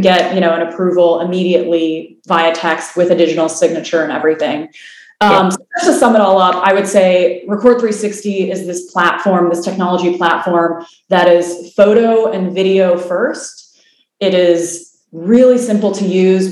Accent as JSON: {"language": "English", "region": "Illinois", "country": "United States", "moved": "as an adult", "lives_now": "California, United States", "said": "I'm from the Midwest originally in Illinois. I moved out to California um, initially to go to school and then my career out there."}